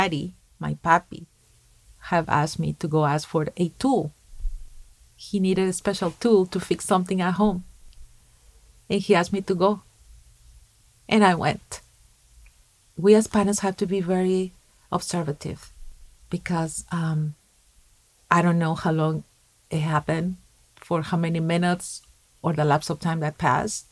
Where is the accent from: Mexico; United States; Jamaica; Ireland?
Mexico; moved away; When I was 15 years old, in my hometown back in Mexico